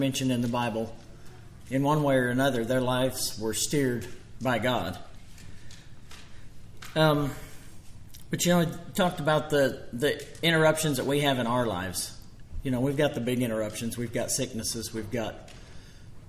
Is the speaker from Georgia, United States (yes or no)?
no; Copan, Oklahoma, United States; I was born and raised in Copan, born in 1978.